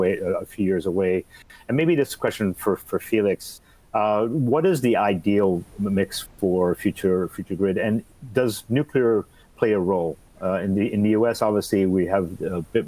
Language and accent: English; United States; as the American naysayer